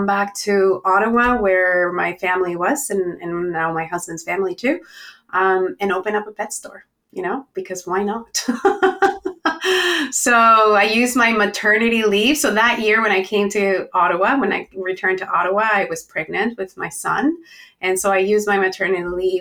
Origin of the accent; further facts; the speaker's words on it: Chihuahua, Mexico; moved away as an adult; now in Canada; So I am originally from Mexico, from the north of Mexico, a town called Chihuahua, which is where the little dog comes from. And I came when I was 18 years old